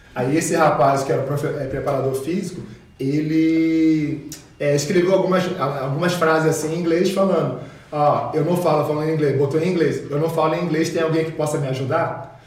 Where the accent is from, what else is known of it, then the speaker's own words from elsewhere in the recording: Rio de Janeiro, Brazil; also born or lived in Carbondale, Illinois, United States; now in Caxias do Sul, Brazil; minha realidade ali na, na comunidade ali do Rio